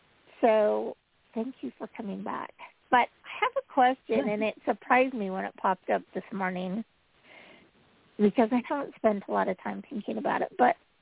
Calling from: Utah, United States

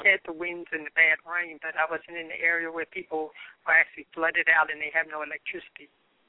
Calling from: New York, United States; moved away; Yes, I am calling from New York.

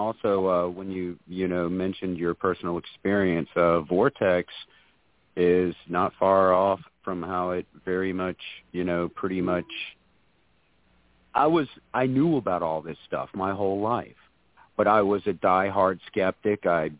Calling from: Winyah Bay, South Carolina, United States; I'm calling from Winyaw Bay, South Carolina.

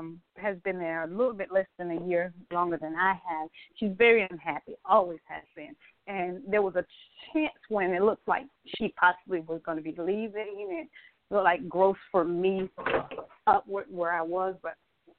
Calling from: Atlanta, Georgia, United States; I'm calling from Atlanta, Georgia.

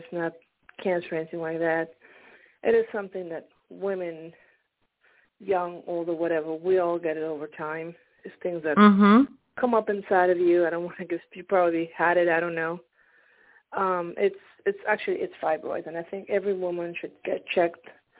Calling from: Pennsylvania, United States; I'm calling from Pennsylvania.

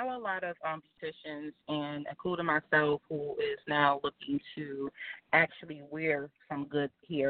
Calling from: New Jersey, United States; I'm calling from New Jersey.

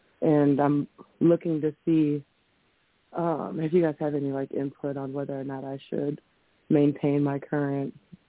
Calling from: Coon Rapids, Minnesota, United States; Hi, Ms. Blue. … I am from Coon Rapids, Minnesota.

